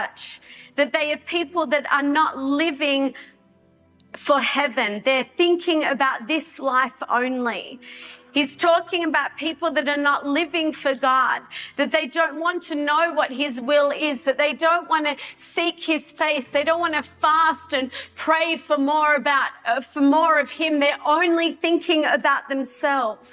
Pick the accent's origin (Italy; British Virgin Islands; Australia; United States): Australia; as an Australian citizen